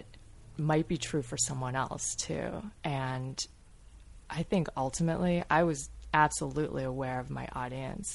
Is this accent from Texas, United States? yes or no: no; Grosse Pointe, Michigan, United States; so many people that I grew up with in Growth Point